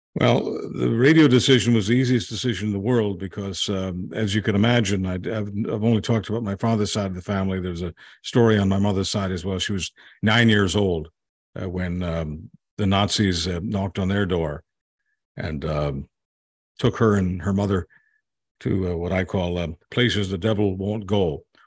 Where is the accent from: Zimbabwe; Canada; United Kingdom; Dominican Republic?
Canada; Montreal, Quebec; moved away as an adult; also born or lived in Hungary / Calgary / Alberta; I got a job at my hometown, radio station hometown being, uh, Montreal, which is where we landed after, uh, the Hungarian Revolution. We were political refugees, so we landed in Montreal when I was, uh, two years old